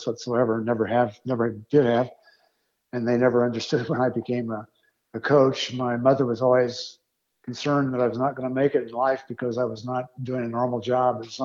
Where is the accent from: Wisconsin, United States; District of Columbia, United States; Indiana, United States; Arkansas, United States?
Indiana, United States; Greenwood; I grew up in Indiana, a little town just south of Indianapolis called Greenwood.